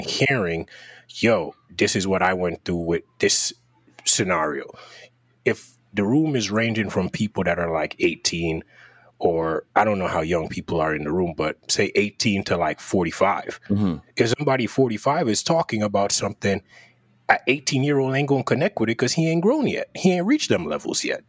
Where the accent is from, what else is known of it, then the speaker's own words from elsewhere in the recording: Jamaica; growing up in Jamaica